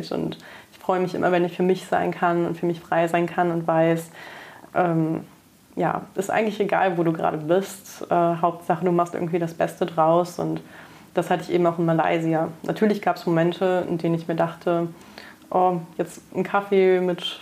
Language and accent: German; Braunschweig, Lower Saxony, Germany; now in Cologne, Germany; Ich meine, ich bin dann schon von Braunschweig nach Köln gezogen fürs Studium, was ja auch nicht gleich um die Ecke war